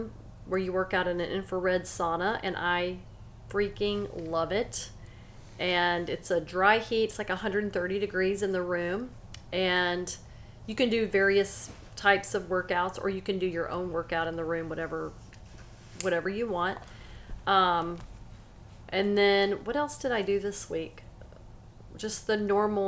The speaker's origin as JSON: {"language": "English", "town": "Silsbee", "region": "Texas", "country": "United States", "tie": "born or raised there", "also_born_or_lived": "Angleton, Texas", "said": "when I was little, we moved from Angleton, Texas to Silsbee, Texas. I was actually 3 years old"}